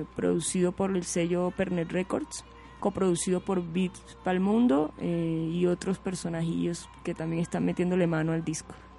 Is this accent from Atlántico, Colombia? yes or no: yes; Barranquilla, Atlántico, Colombia; moved away as an adult; also born or lived in Tumaco; now in Bogotá, Colombia; me sentía más barranquillera, porque yo nací, salí de Tumaco siendo bebé